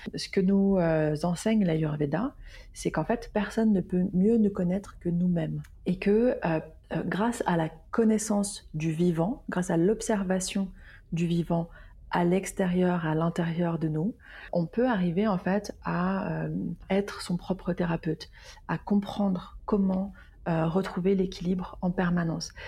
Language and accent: French; Lyon, Auvergne-Rhône-Alpes, France; now in Basque Country, France; à la base, je suis lyonnaise, puis j'ai euh, voyager